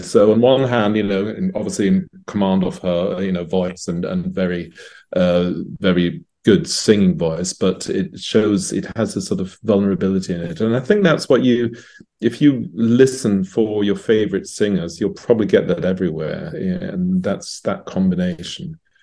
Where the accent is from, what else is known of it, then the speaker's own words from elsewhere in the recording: London, United Kingdom; now in Zurich, Switzerland; I was born and raised in England, in London.